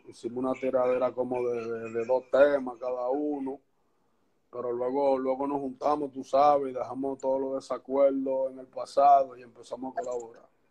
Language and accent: Spanish; Santo Domingo Este, Distrito Nacional, Dominican Republic